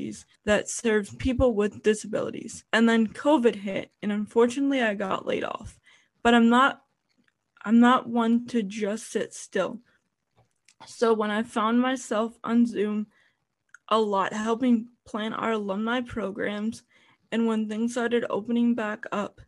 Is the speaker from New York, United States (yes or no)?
no; Parma, Ohio, United States; I was born and raised in Parma, Ohio